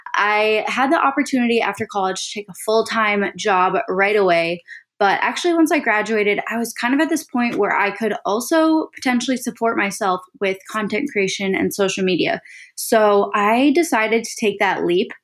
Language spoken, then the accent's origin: English; Saint Paul, Minnesota, United States; now in Austin, United States; I live in Austin, Texas with my boyfriend, Andrew, but I grew up in Saint Paul, Minnesota